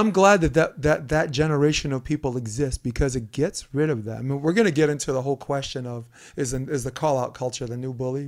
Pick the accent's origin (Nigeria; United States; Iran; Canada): United States; New York City, New York; growing up on Flatbush Avenue